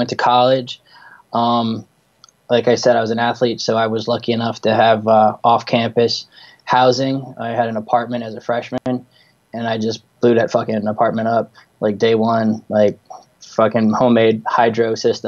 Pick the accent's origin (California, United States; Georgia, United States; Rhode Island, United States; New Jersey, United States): New Jersey, United States; I grew up in Jersey. That's where I am right now. Not far from Manhattan.